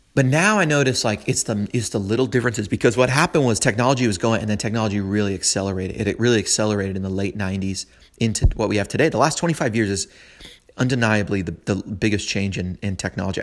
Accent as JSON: {"language": "English", "town": "San Francisco", "region": "California", "country": "United States", "tie": "born or raised there", "moved": "as an adult", "lives_now": "Nashville, United States", "said": "I was born and raised in San Francisco, I was there for about thirty years"}